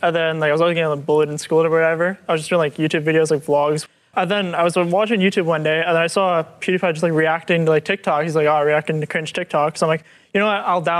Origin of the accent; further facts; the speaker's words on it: Toronto, Ontario, Canada; I'm from Toronto. Only Canadian here, you know, foreigner.